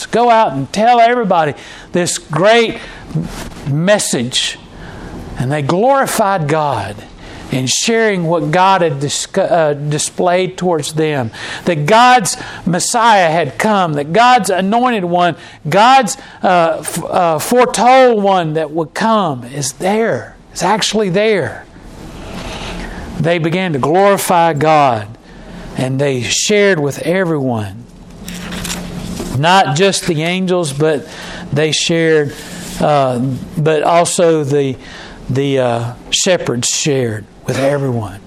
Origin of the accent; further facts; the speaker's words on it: Charlotte, North Carolina, United States; moved away; I grew up in North Carolina and in Charlotte